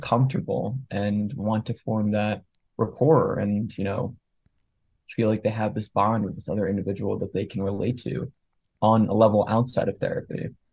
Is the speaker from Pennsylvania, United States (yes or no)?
yes; Montgomery County, outside Philadelphia, Pennsylvania, United States; I grew up outside of Philly.